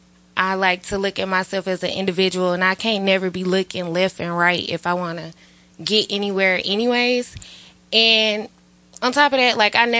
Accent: Atlanta, Georgia, United States; I'm from Atlanta

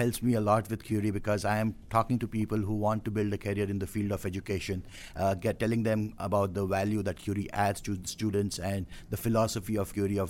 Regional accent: Bangalore, Karnataka, India; moved away; I'm from South India, Bangalore.

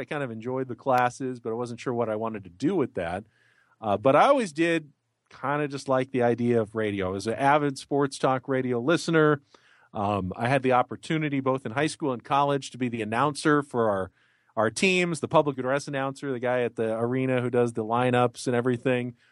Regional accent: San Diego, California, United States; not only is it my hometown

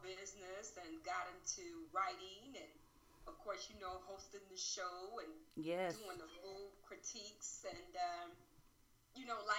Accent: Gary, Indiana, United States; moved away as an adult; reestablishing myself in my hometown.

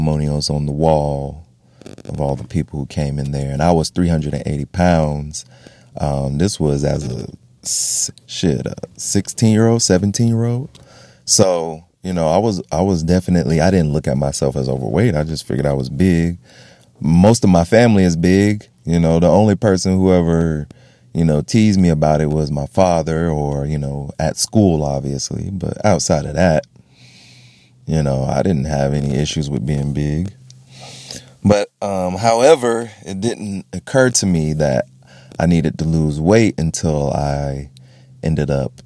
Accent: Florida, United States; I grew up in Florida.

